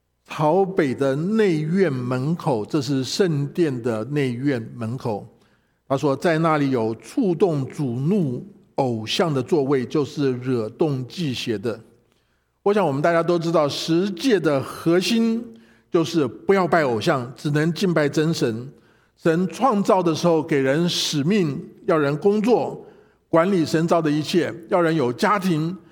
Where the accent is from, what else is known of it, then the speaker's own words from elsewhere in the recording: China; 啊，我们中国人过年都要都有一个财神的一个一个仪式。